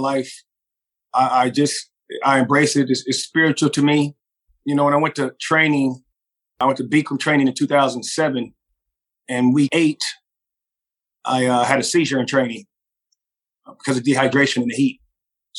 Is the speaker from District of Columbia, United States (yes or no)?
no; Los Angeles, California, United States; moved away as an adult; also born or lived in Orange County, California / Chico, California; now in Las Vegas, United States; I was born in California, South Central Los Angeles, moved to Orange County in junior high school, and basically went to junior high school in Orange County